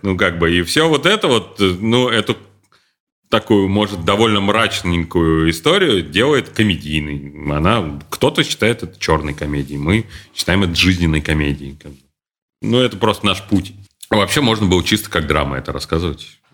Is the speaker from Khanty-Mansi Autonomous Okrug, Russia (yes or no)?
no; Kazan, Tatarstan, Russia; мы из Казани, и там вот этот вот гопнический сленг очень был э, распространен